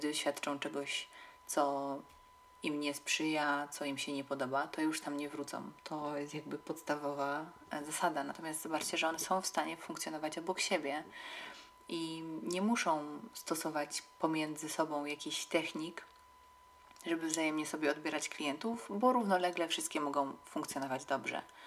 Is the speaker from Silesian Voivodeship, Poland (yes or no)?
yes; Katowice, Silesian Voivodeship, Poland; w Katowicach, których się wychowałam